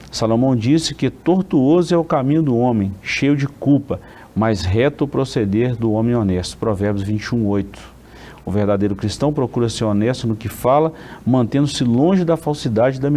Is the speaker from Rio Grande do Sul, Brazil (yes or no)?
no; Caratinga, Minas Gerais, Brazil; eu cresci numa congregação aqui nossa em Caratinga, convivi muitos anos com a saudosa irmã Desíria